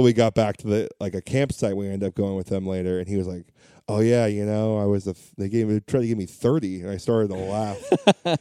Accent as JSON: {"language": "English", "area": "Orange County", "region": "California", "country": "United States", "tie": "born or raised there", "said": "born and raised in Orange County"}